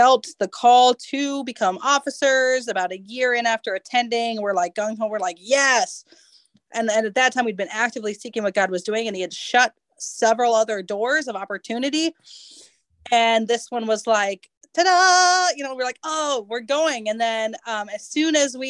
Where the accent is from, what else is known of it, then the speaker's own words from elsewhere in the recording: United States; I'm an American and a millennial